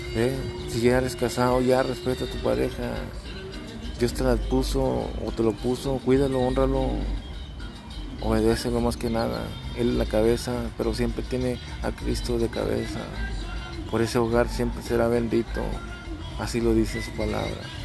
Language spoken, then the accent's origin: Spanish; Texas, United States; Yo acá soy de Estados Unidos, ¿va? En Texas, el estado de Texas